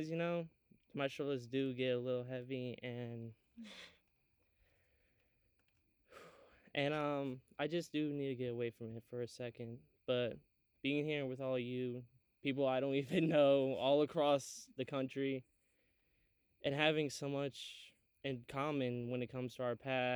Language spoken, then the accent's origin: English; Athens, Alabama, United States; also born or lived in Maryland; I'm from Athens, Alabama, but I'm also was born in Maryland, so I'm not really from around here